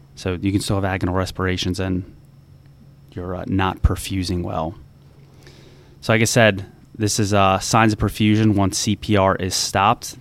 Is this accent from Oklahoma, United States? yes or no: no; New Jersey, United States; now in DC Metro area, United States